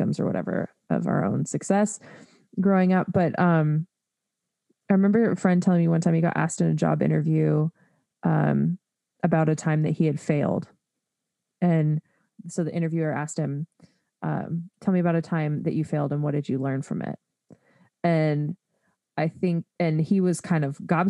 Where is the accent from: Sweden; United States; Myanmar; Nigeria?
United States; being an American